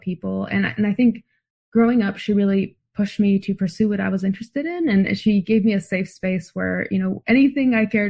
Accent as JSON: {"language": "English", "town": "San Diego", "region": "California", "country": "United States", "tie": "born or raised there", "moved": "yes", "lives_now": "Boston, United States", "said": "I'm currently in Boston where it's very cold, but I grew up in San Diego"}